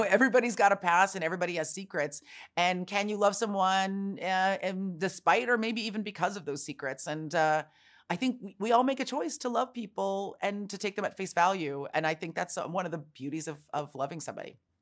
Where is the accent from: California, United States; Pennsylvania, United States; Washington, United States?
California, United States; San Francisco; I was born and raised in San Francisco